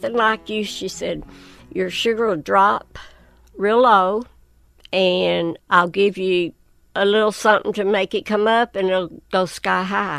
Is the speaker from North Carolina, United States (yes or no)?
no; Whitesburg, Kentucky, United States; I was born and raised right outside of Whitesburg